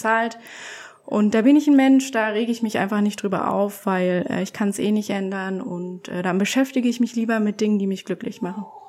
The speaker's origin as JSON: {"language": "German", "town": "Leipzig", "region": "Saxony", "country": "Germany", "said": "ich bin 24 Jahre jung und bin Porträt- und Commercial-Fotografin aus Leipzig"}